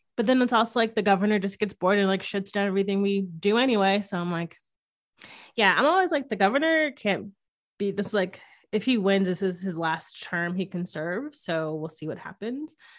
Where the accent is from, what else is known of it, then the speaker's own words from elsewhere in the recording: Northeast, United States; growing up in the Northeast